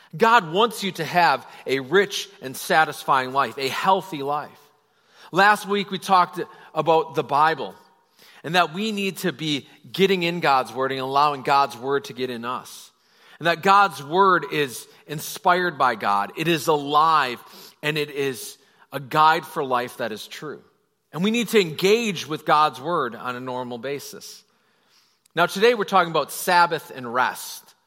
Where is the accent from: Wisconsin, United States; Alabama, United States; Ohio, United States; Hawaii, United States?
Wisconsin, United States; I'm personally from Wisconsin and I know about crop rotation